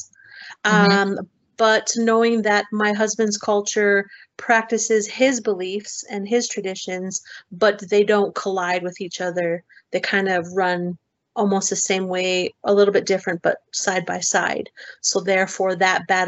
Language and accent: English; Salt Lake City, Utah, United States; I am from Salt Lake City, Utah, is where my home is